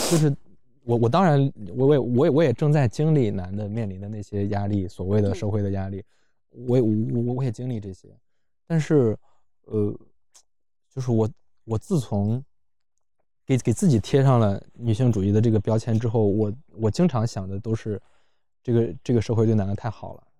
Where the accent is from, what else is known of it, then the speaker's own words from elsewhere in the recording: Luoyang, Henan, China; 我在建西上的高中，我，我，我是老城的